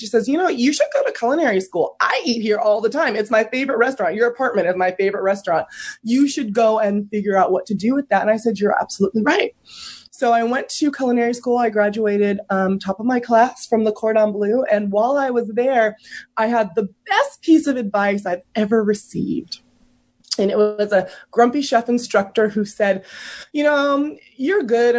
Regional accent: San Francisco Bay Area, California, United States; I grew up in the San Francisco Bay Area

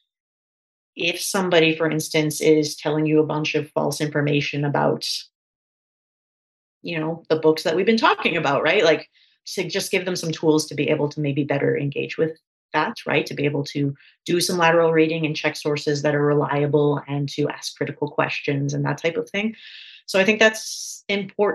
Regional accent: Canada; I'm from Canada

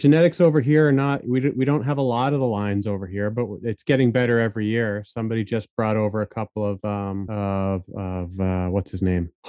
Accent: Maine, United States; also born or lived in Lewiston, Maine / Winthrop, Maine / Lovell, Maine; I'm born and raised in Maine as well.

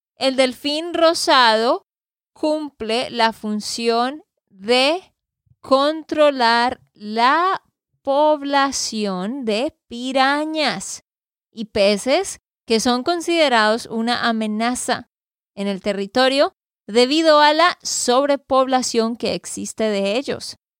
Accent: Santander, Colombia; de Santander, Colombia

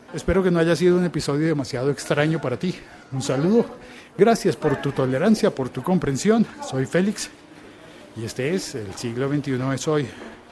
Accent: Colombia; una realidad que a mí me tocó de niño, pero que gracias a Dios ya no existe en mi país

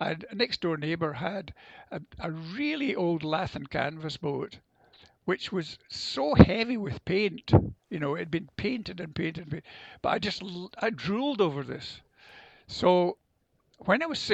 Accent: Prestwick, Scotland, United Kingdom; also born or lived in India; I arrived back in Scotland in 1946 and stayed in Prestwick, which is at the lower end

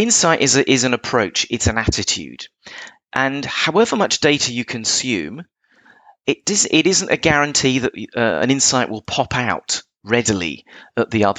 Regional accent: England, United Kingdom; I'm English

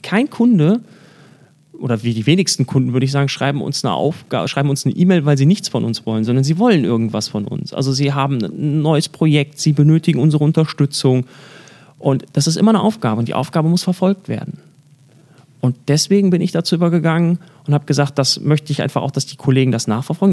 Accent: Germany; bei uns in Deutschland

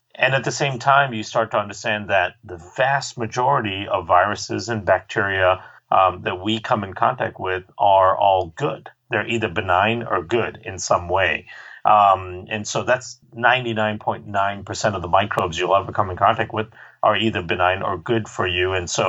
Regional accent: Malaysia; also born or lived in India; I grew up in Malaysia and India, so I spent a lot of time in her clinics with her

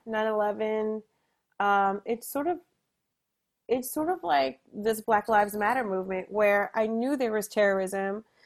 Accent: New Jersey, United States; also born or lived in New York; I'm from Jersey, it's not too far away

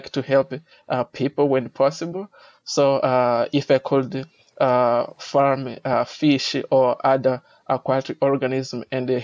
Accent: Mozambique; I'm originally from Mozambique

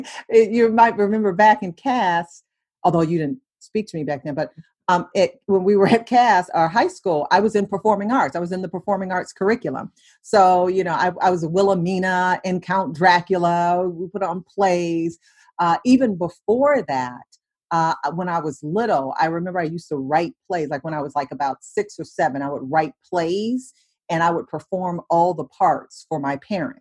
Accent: Detroit, Michigan, United States; moved away as an adult; also born or lived in Atlanta; growing up in Detroit

